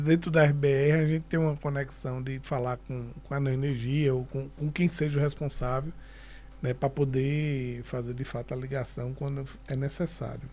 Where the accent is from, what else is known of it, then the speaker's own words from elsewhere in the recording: Recife, Pernambuco, Brazil; moved away as an adult; also born or lived in Garanhuns / Olinda; apesar de eu ter nascido em Garanhuns, com seis anos de idade eu fui para Recife, fui criado em Olinda em Recife até os 28 anos de idade.